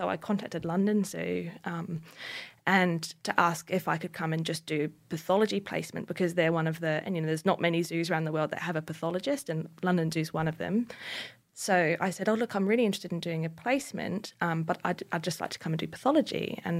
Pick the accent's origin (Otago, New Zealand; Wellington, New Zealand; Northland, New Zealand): Northland, New Zealand; So I was born in North New Zealand, in Northland, and grew up on a small farm.